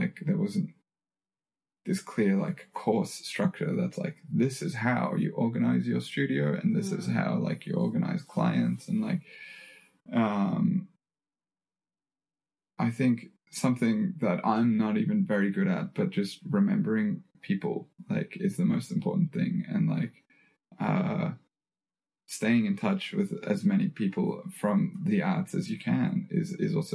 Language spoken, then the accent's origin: English; Australia; being an Australian citizen